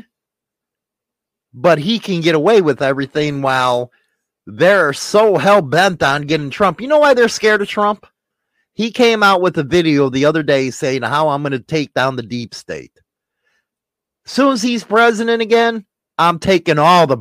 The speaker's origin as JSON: {"language": "English", "town": "Chicago", "region": "Illinois", "country": "United States", "tie": "born or raised there", "said": "Chicago, I love it. It's my hometown"}